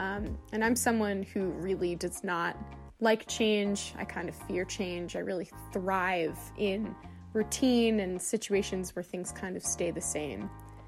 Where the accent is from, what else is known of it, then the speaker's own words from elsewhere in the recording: United States; and as an American